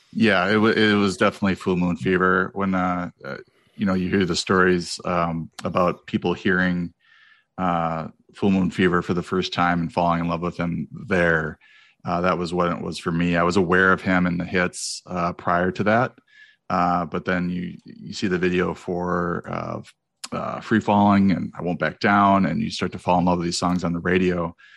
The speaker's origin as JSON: {"language": "English", "region": "Wisconsin", "country": "United States", "tie": "born or raised there", "also_born_or_lived": "Memphis, Tennessee", "moved": "as an adult", "lives_now": "California, United States", "said": "I grew up in Wisconsin"}